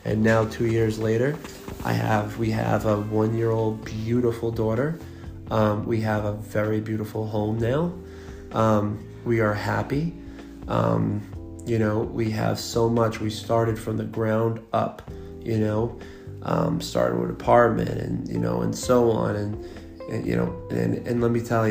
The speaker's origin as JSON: {"language": "English", "area": "Long Island", "region": "New York", "country": "United States", "said": "I'm from Long Island. I moved upstate for a few years"}